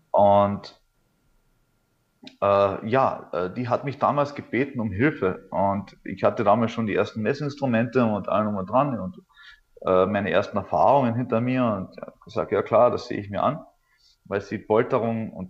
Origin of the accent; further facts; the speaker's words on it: Althofen, Carinthia, Austria; es gibt äh, hier in der Nähe an meinem Heimatort in Kärnten-Althofen gibt es einen Ort, der nennt sich Frauenstein.